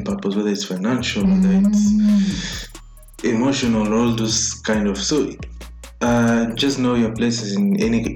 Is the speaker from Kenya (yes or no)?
yes; Kenya; as a Kenyan young male